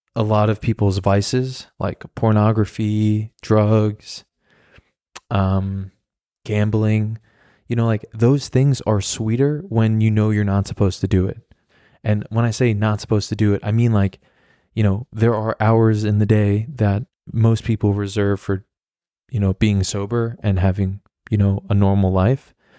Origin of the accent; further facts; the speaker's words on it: New York, United States; moved away as an adult; now in Berlin, Germany; I'm from New York